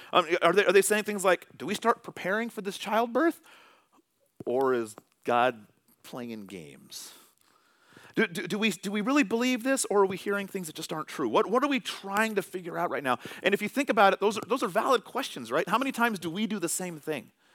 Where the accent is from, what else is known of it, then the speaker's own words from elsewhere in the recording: Vallejo, California, United States; now in Tacoma, United States; Vallejo, California, all right? This is where my family, this is where we were raised. This is where we went to school. That is my hometown.